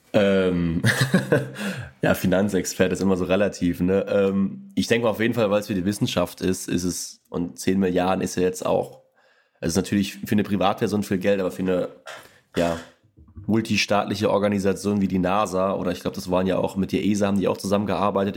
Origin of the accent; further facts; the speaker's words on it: Rhineland-Palatinate, Germany; ich komme auch quasi gebürtig äh, aus Rheinland-Pfalz